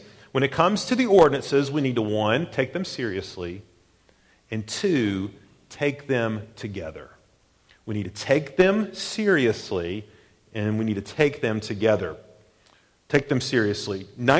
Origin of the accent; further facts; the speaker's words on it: the South, United States; growing up in the South particularly, we often think of baptism as a sidebar thing.